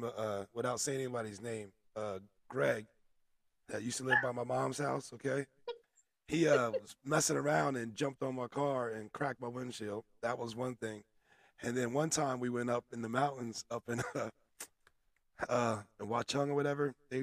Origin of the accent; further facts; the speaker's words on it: New Jersey, United States; accent: Jersey; I wonder if they can hear all the Jersey accents and mannerisms that we have.